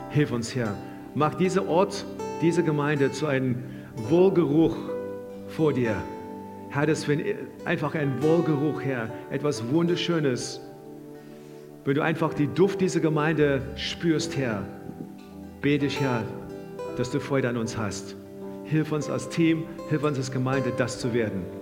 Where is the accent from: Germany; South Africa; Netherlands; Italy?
South Africa; Wir kommen auch aus dem, wir kommen aus Südafrika und wenn du ein bisschen deine Geschichte kennst, kommen wir auch aus dem Land, wo das Wort Apartheid so in den Mund genommen wurde